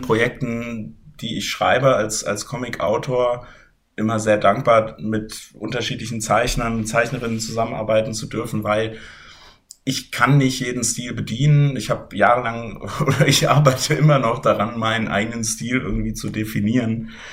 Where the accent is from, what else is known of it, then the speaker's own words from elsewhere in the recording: Germany; ich bin aus Deutschland